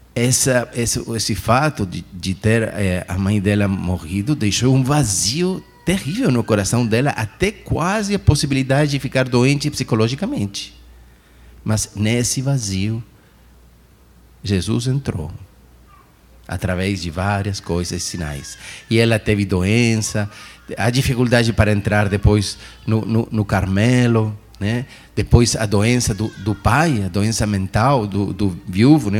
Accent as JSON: {"language": "Portuguese", "country": "Chile", "also_born_or_lived": "Argentina", "moved": "yes", "said": "eu sou do Chile, mas pertenço a uma diocese de Argentina"}